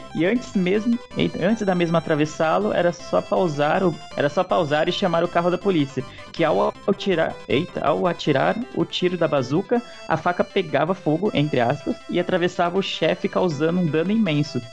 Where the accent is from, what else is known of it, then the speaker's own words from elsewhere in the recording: São Paulo, Brazil; Eu sou de São Paulo